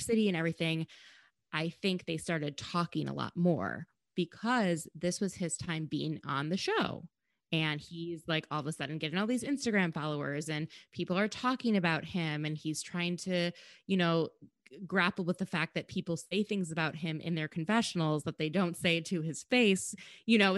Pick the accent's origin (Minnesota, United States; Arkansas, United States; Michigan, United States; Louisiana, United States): Minnesota, United States; I'm from Minnesota